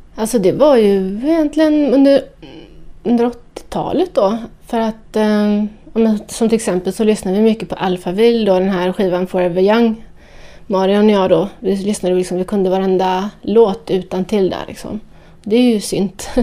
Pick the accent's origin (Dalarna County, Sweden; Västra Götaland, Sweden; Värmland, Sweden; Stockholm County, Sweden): Västra Götaland, Sweden; Partille; moved away as an adult; also born or lived in Amsterdam; gick ut då på klubbarna i Göteborg där jag växte upp. Jag kommer från Björnamen i Partille utanför Göteborg